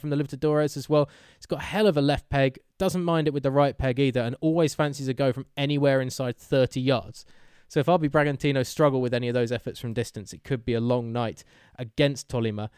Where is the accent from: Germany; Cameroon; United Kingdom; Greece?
United Kingdom; England; we're English